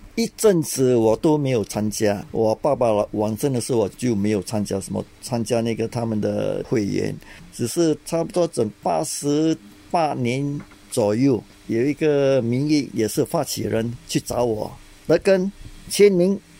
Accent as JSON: {"language": "Chinese", "country": "Singapore", "tie": "born or raised there", "said": "我在新加坡出生长大的"}